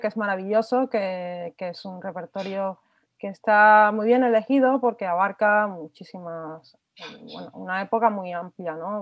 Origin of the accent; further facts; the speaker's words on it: Cuba; now in Spain; yo soy eh, cubana, compositora cubana